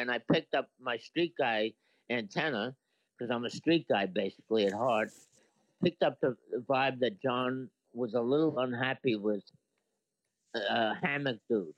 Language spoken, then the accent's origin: English; New York City, New York, United States; I was from Brooklyn